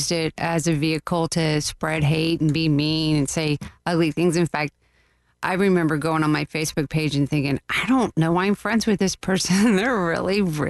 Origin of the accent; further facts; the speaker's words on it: Bithlo, Florida, United States; I grew up in Bithlo